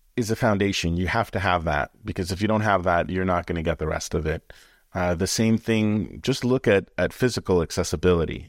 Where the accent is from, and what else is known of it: Canada; born or raised there; moved away